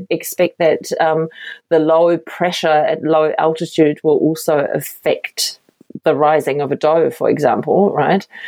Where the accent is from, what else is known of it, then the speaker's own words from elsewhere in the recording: Berlin, Germany; moved away as an adult; now in New Zealand; i am from Berlin. It's a big city, right